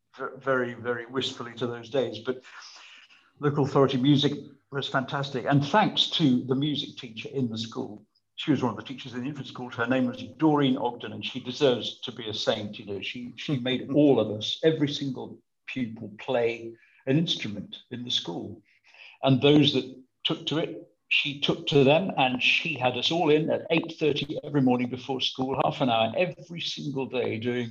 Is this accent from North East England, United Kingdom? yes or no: no; Birmingham, West Midlands, United Kingdom; also born or lived in Sutton Coldfield; Well, it was thanks to Birmingham schools. Actually, it wasn't Birmingham. It was Sutton Coldfield by then because we'd moved out of Birmingham. We were in Sutton Coldfield and it was the local infant school